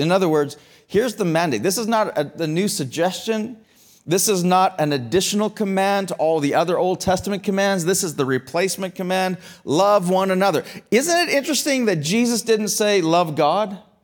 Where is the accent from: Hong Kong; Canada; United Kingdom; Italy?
Canada; as a Canadian citizen